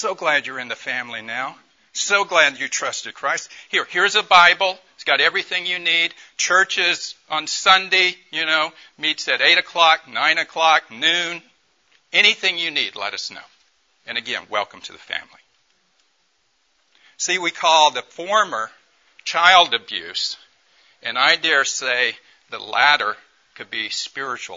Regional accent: Tupelo, Mississippi, United States; I grew up in Mississippi, in Tupelo, Mississippi

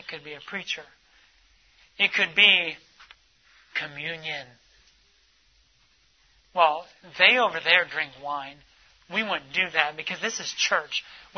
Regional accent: United States; we're from the United States

